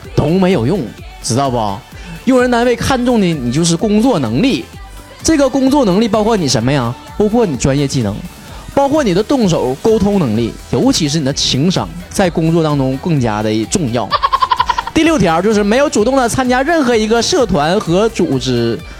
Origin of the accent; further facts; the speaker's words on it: Northeast China, China; accent: Northeastern Mandarin; 我东北人